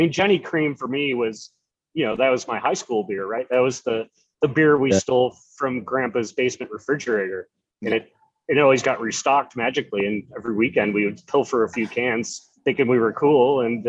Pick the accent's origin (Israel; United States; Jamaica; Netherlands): United States; Rochester, New York; now in New Jersey, United States; I grew up in Rochester, New York, so